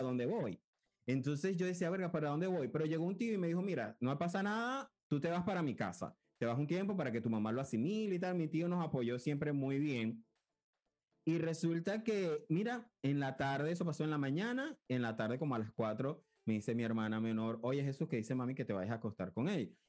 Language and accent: Spanish; Cabimas, Zulia, Venezuela; moved away; yo vengo de Cabimas, que es una ciudad, pero yo le digo pueblo.